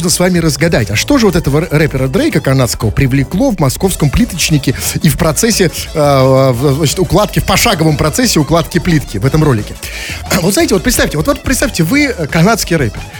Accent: Saint Petersburg, Russia; на канале YouTube я выгляжу не как петербуржец, да?

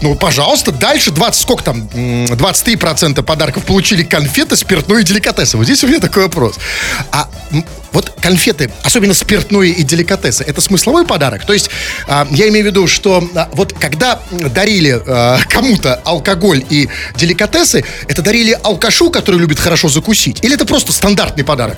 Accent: Saint Petersburg, Russia; мы здесь выросли среди парадных

